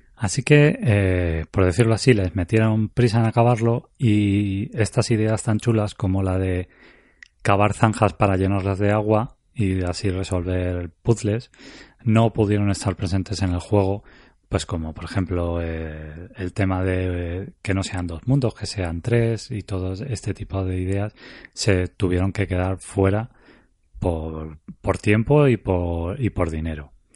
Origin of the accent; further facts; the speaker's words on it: Spain; yo soy español